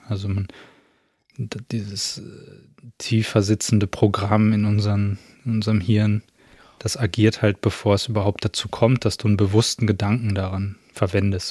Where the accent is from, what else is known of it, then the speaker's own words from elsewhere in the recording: Germany; wo ich herkomme und ich sage irgendwie aus Deutschland